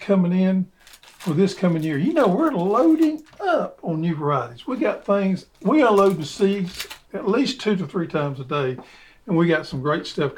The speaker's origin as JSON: {"language": "English", "region": "Georgia", "country": "United States", "said": "we're from Georgia"}